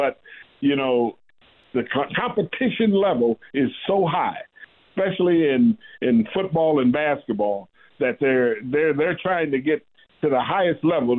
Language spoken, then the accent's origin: English; Midwest, United States; moved away as an adult; also born or lived in Ohio / New Jersey; I'm a Midwesterner. And I came out east